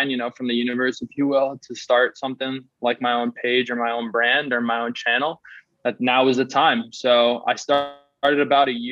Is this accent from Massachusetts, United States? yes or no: yes; Newton, Massachusetts, United States; also born or lived in New York City; I grew up in Newton, Massachusetts, so it's right outside Boston